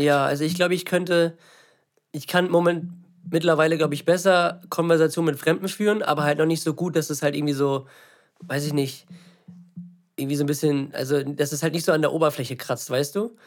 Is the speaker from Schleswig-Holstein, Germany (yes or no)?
yes; Lübeck, Schleswig-Holstein, Germany; also born or lived in Eutin; ich bin hier in der Nähe aufgewachsen, diese Stadt, ne, in Lübeck hat mich geprägt